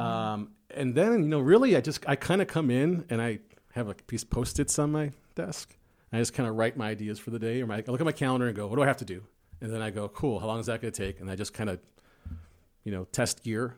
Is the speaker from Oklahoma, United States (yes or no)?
no; Chicago, Illinois, United States; I'm from South Side of Chicago.